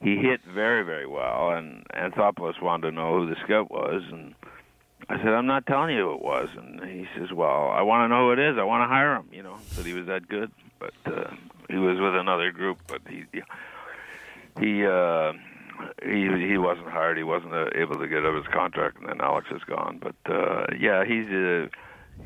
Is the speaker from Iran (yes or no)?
no; Kingston, Ontario, Canada; I grew up in Kingston